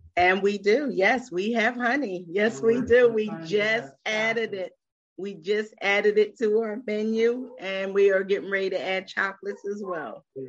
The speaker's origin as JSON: {"language": "English", "town": "Philadelphia", "region": "Pennsylvania", "country": "United States", "moved": "as an adult", "said": "I am originally from Philadelphia and I moved here in 1997"}